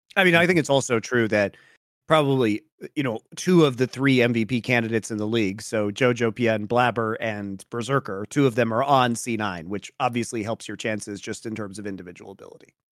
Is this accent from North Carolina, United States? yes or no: no; Colorado, United States; now in Los Angeles, United States; going back to my home state